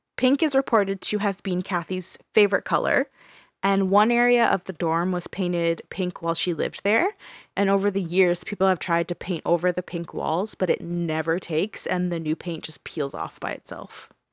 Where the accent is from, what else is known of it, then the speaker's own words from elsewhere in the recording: Brantford, Ontario, Canada; my hometown, Brantford